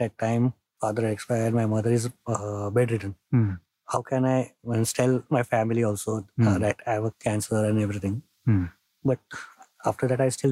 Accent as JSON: {"language": "English", "town": "Pune", "region": "Maharashtra", "country": "India", "tie": "born or raised there", "said": "I grew up in the Pune, born and brought up in Pune"}